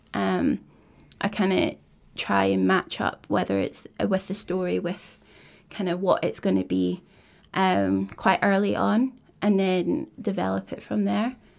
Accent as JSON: {"language": "English", "town": "Kirkcaldy", "region": "Scotland", "country": "United Kingdom", "tie": "born or raised there", "also_born_or_lived": "Dundee", "said": "I grew up in Kirkcaldy, um, so it's a wee, wee coastal town"}